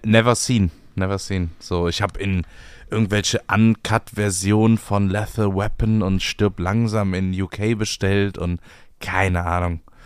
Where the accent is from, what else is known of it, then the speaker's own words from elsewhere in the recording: Bremerhaven, Bremen, Germany; ich komme aus Bremerhaven